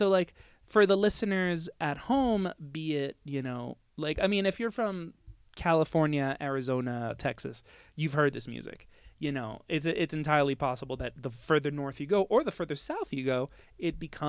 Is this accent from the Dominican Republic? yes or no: yes; Dominican Republic; also born or lived in United States; now in Mexico; I grew up in Dominican Republic